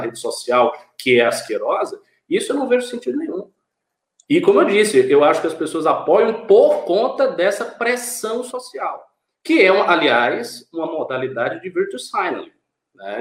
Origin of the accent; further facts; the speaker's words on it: Bahia, Brazil; moved away; Lá no meu estado original, na Bahia